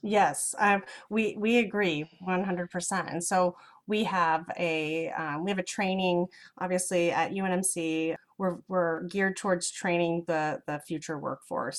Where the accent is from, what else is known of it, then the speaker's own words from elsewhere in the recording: Lincoln, Nebraska, United States; also born or lived in Crete, Nebraska / Normal, Illinois; now in Omaha, United States; Lincoln is where I, I, spent most of my childhood